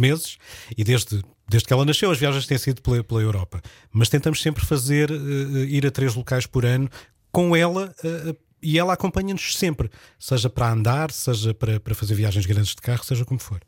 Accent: Olhão, Algarve, Portugal; moved away; minha terra em Olhão

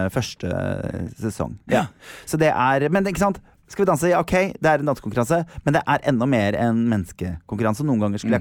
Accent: Norway; jeg er fra Norge, I'm from Norway

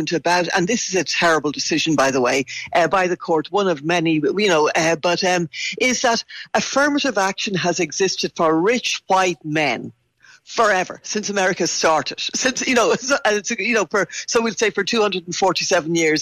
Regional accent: Ireland; I'm Irish

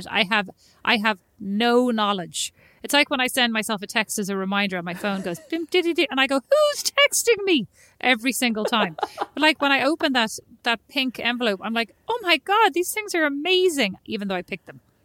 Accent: Ireland; moved away as an adult; I'm Irish

